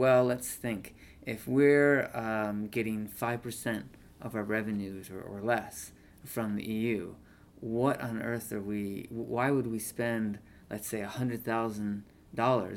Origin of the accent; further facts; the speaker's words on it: Chicago, Illinois, United States; moved away; I'm from Chicago. So I wanted to look at my hometown newspaper